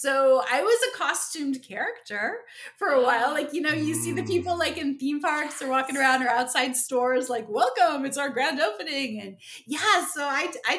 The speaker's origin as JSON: {"language": "English", "region": "central New Jersey", "country": "United States", "said": "we're from Jersey. So we're in like beautiful central New Jersey"}